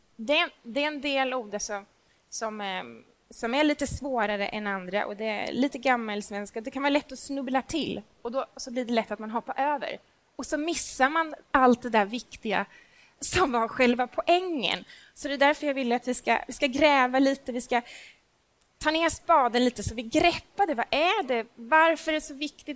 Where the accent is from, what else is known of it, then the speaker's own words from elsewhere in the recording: Småland, Sweden; jag är nämligen från Småland